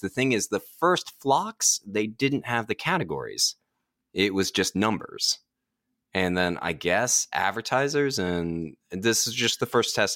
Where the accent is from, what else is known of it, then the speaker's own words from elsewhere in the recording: Washington, District of Columbia, United States; I go to Washington Post all the time, um, my hometown newspaper